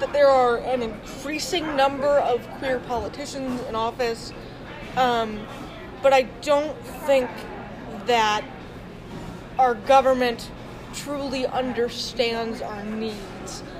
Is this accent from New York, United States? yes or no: no; Delaware, United States; also born or lived in North Carolina; I was born in North Carolina, and I moved to Delaware um, right after I turned six